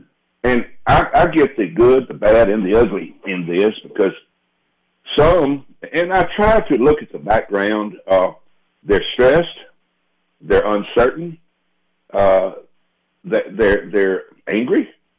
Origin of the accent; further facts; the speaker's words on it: Laurel, Mississippi, United States; born there; also born or lived in Oklahoma; I was born in Laurel, Mississippi, as a matter of fact, and I spent a lot of my life, though, in Oklahoma.